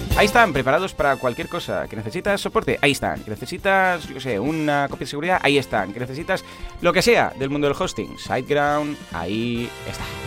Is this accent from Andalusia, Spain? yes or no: no; Catalonia, Spain; somos catalanes